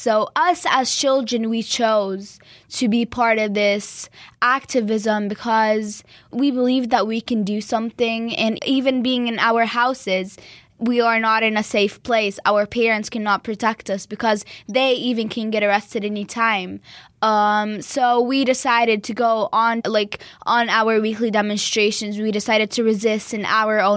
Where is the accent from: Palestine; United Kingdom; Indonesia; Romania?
Palestine; also born or lived in Gainesville, Florida, United States; I was born in Florida, in Gainesville, but I've never lived there, and that doesn't make me any less of a Palestinian, so... Just, I didn't live here. I was raised in Palestine